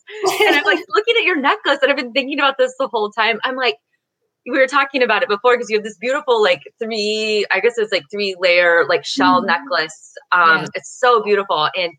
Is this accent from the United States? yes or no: yes; Missouri, United States; now in San Diego, United States; I'm from Missouri, I'm from the Midwest. So it's like very, I would say fashion for me growing up was very conformative